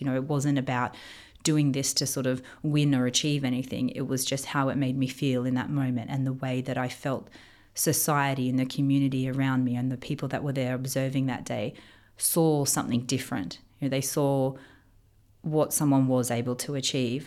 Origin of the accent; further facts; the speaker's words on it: Australia; moved away as an adult; now in Dubai, United Arab Emirates; growing up in Australia